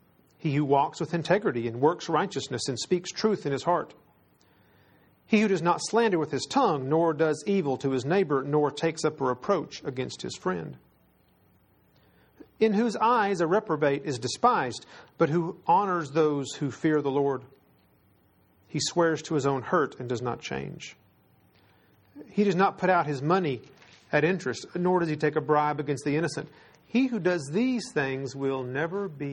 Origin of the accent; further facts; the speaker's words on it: Texas, United States; I am from Texas